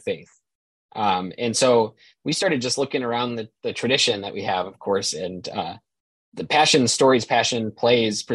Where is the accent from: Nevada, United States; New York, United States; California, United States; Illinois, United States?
New York, United States; Buffalo; moved away as an adult; now in Notre Dame, United States; I grew up in Buffalo, New York, a big Catholic family